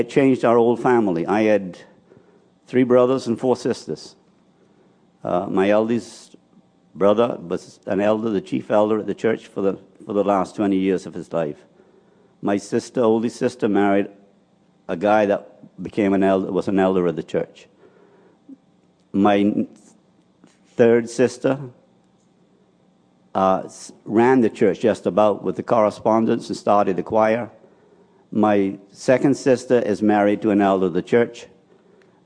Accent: Spanish Wells, Eleuthera, Bahamas; I was born and raised in Spanish Wells

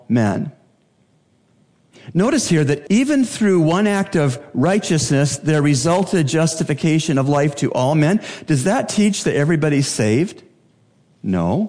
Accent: Canada; now in Bahamas; As a Canadian, I became acquainted with the British heritage as found in Canada

